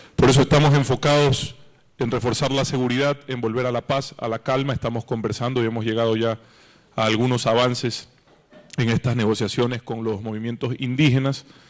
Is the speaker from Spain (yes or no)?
no; Ecuador; somos todos ecuatorianos